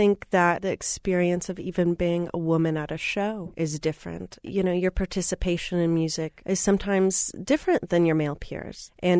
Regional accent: Minneapolis, Minnesota, United States; Growing up in Minneapolis, I was reading a lot of the local press about one of my favorite bands … I was in all of ninth grade

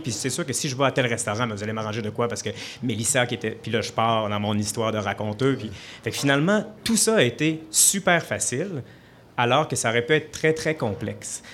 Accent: Sainte-Marie, Quebec, Canada; also born or lived in Saint-Elzéar; je suis né à Saint-Elzéar. J'étais à l'école à Sainte-Marie.

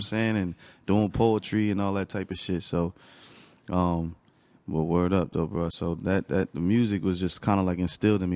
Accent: Newark, New Jersey, United States; also born or lived in East Orange / Orange / Bloomfield; I grew up in Newark.

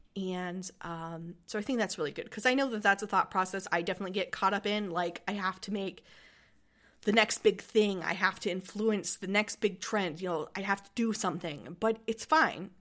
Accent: United States; I'm from America

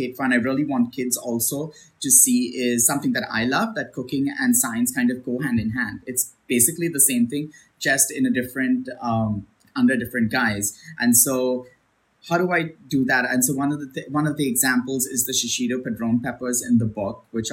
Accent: India; moved away; I was born in India. So my flavor profiles that immediately come to mind are those that are, you know, from what I've experienced as a kid in India

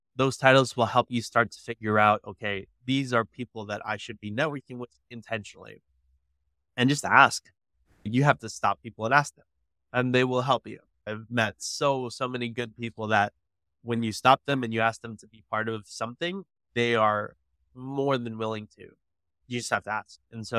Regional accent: McAllen, Texas, United States; also born or lived in South Dakota / California; growing up in McAllen, it was complicated. When we first got there, my dad was divorced. I actually was born in South Dakota. My dad was in the Air Force, moved to California, got to McAllen when I was like 3 years old.

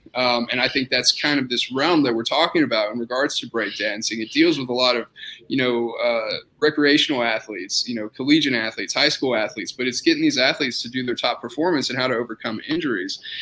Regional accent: Austin, Texas, United States; moved away as an adult; also born or lived in San Antonio, Texas / Indiana; now in Lubbock, United States; I'm originally from Austin, Texas.

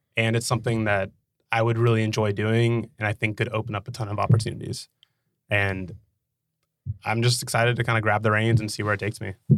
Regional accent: Dallas, Texas, United States; also born or lived in Nashville; I grew up in Dallas

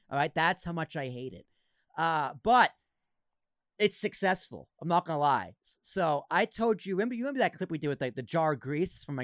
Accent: Massachusetts, United States; Oh, you're from Mass? I, I grew up in Massachusetts.

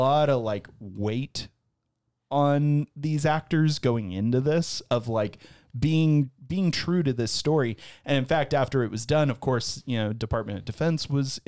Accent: United States; as an American

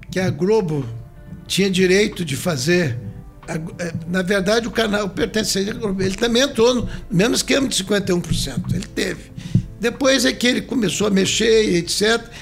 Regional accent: Cachoeiro de Itapemirim, Espírito Santo, Brazil; moved away as an adult; now in Vitória, Brazil; Quando eu saí de Cachoeiro, que eu vim ser deputado

